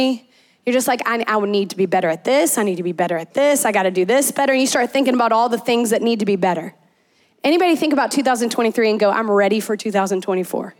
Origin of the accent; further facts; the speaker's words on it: central Louisiana, United States; also born or lived in Memphis, Tennessee; I grew up in Louisiana, in central Louisiana, but I moved to Memphis, Tennessee for a part of my life and then came back home